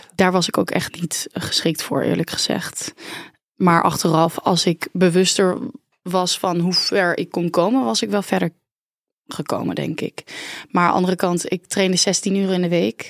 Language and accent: Dutch; Oranjewoud, Friesland, Netherlands; born or raised there